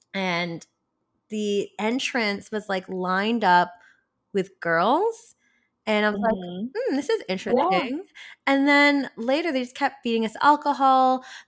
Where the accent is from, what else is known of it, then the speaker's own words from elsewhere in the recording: Philippines; because I'm Filipino and we love to sing.